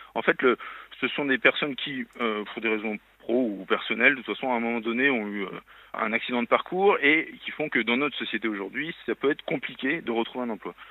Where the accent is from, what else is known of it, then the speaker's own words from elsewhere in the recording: Lyon, Auvergne-Rhône-Alpes, France; je suis lyonnais